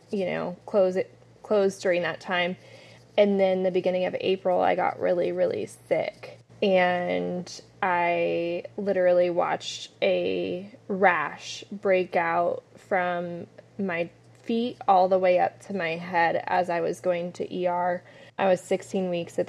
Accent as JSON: {"language": "English", "town": "San Diego", "region": "California", "country": "United States", "tie": "born or raised there", "moved": "as an adult", "lives_now": "San Antonio, United States", "said": "I was born and raised in San Diego, California."}